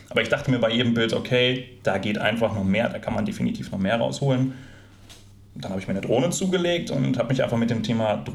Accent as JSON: {"language": "German", "town": "Recklinghausen", "region": "North Rhine-Westphalia", "country": "Germany", "tie": "born or raised there", "said": "Ich bin im Ruhrgebiet groß geworden, in Recklinghausen aufgewachsen und meine Eltern sind damals mit und oft zum Flughafen nach Düsseldorf gefahren, auf die Besucherterrasse."}